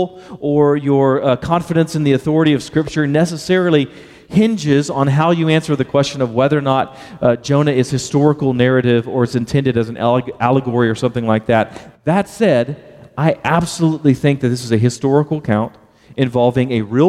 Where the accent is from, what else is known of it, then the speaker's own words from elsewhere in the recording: Baytown, Texas, United States; I'm from Baytown, Texas, and I pronounce the word well and whale the exact same